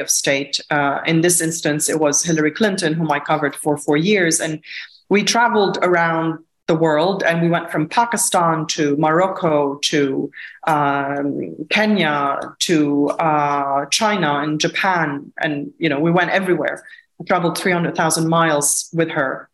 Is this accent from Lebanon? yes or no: yes; Lebanon; Growing up in Lebanon during a war